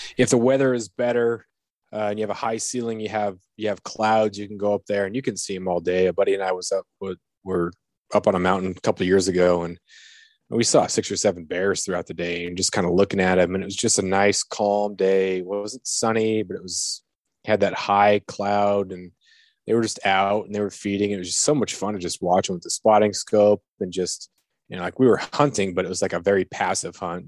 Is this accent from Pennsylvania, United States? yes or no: no; Prince of Wales Island, southeast Alaska, United States; also born or lived in Arizona / California / Ketchikan, Alaska; I grew up on Prince of Wales Island, which is in southeast Alaska